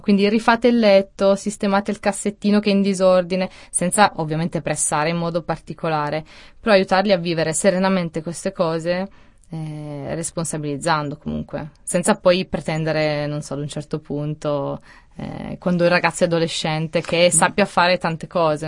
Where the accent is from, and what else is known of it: Italy; born or raised there; also born or lived in Switzerland